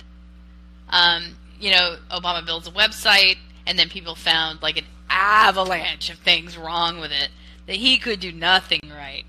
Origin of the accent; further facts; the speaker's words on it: United States; I'm an American